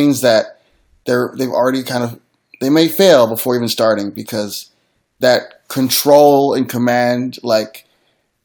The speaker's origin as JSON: {"language": "English", "town": "Philadelphia", "region": "Pennsylvania", "country": "United States", "said": "I'm from Philly"}